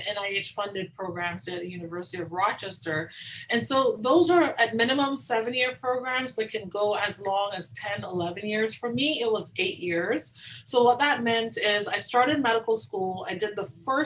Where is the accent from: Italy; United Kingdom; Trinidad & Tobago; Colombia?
Trinidad & Tobago; Tobago; moved away; I grew up in the Caribbean. So I grew up in the small island of Tobago